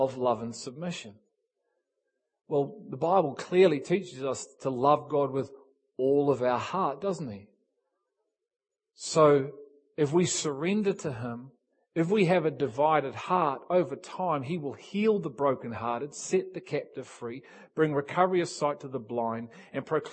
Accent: England, United Kingdom; Me and Keith are English. We're English.

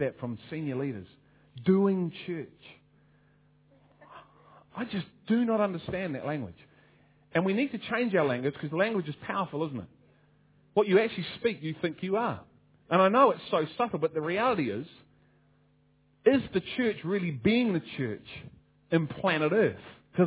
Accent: Liverpool, North West England, United Kingdom; And I'm from Liverpool

